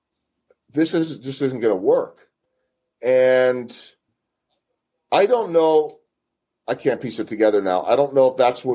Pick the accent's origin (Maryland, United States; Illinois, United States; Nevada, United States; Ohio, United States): Illinois, United States; Chicago; also born or lived in Philadelphia, Pennsylvania; now in Kansas City, United States; my hometown of Chicago or my original hometown of Philadelphia